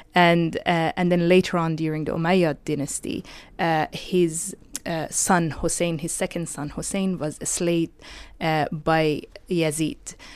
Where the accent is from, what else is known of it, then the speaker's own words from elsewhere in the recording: Iran; moved away; when I was growing up in Iran